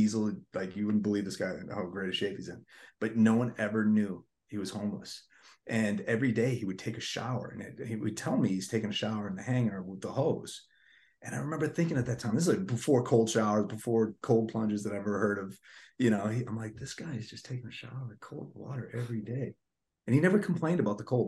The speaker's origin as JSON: {"language": "English", "town": "Boston", "region": "Massachusetts", "country": "United States", "tie": "born or raised there", "also_born_or_lived": "Los Angeles", "moved": "yes", "said": "I grew up in Massachusetts in Boston, like liberal capital"}